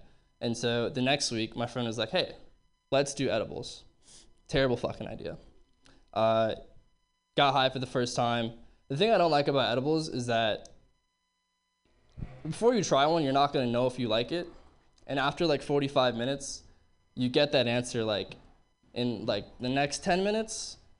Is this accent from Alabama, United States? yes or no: no; Berkeley, California, United States; Looking back, I realized, you know, growing up in Berkeley in the 70s, totally fucking did drugs, like absolutely fucking lying.